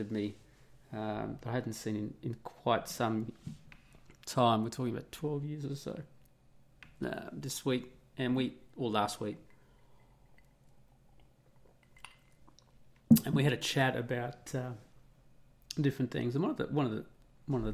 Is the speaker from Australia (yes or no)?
yes; Australia; also born or lived in Italy; I'm Australian